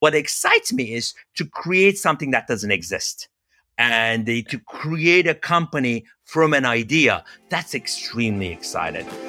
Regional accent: Turkey; moved away as an adult; also born or lived in Los Angeles, United States; now in United States; I'm originally from Turkey

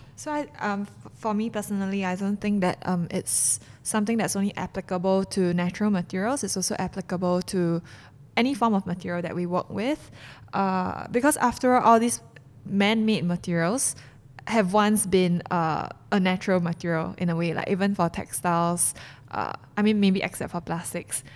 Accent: Singapore; I'm a Singaporean and Singaporeans are known to be foodies

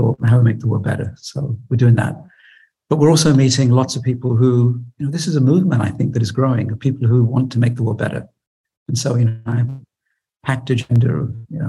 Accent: United Kingdom; I'm British

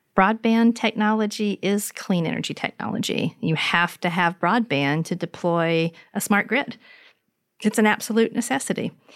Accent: LaGrange, Georgia, United States; moved away; in my hometown, in histories of housing segregation, where, for instance, in LaGrange

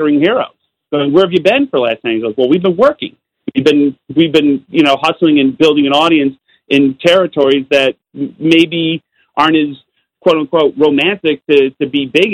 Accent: Utica, New York, United States; I'm from Utica, New York

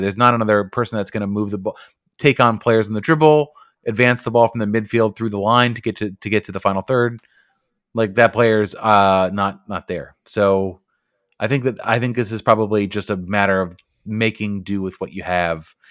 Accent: United States; we are American

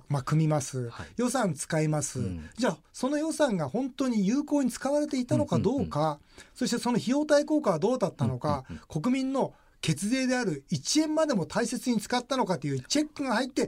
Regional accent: Yokohama, Kanagawa, Japan; 僕あすもともと中区出身な

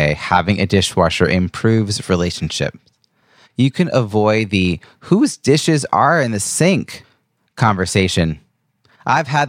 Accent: Long Island, New York, United States; my hometown area of Long Island, New York

